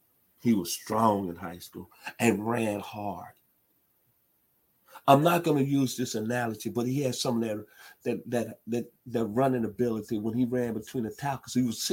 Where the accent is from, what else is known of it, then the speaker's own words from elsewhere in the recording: Memphis, Tennessee, United States; We grew up in Memphis, Tennessee